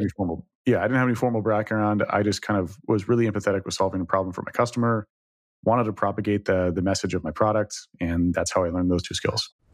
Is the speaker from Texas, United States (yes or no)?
yes; Dallas, Texas, United States; moved away; from Texas originally, I grew up in Dallas, twenty-five years in Dallas